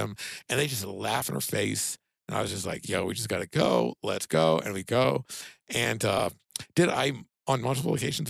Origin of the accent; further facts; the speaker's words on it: California, United States; accent: California; I'm from California.